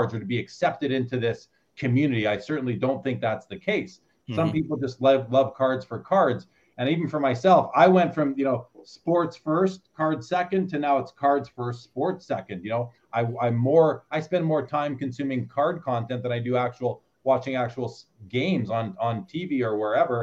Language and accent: English; Winnipeg, Manitoba, Canada; I grew up in Winnipeg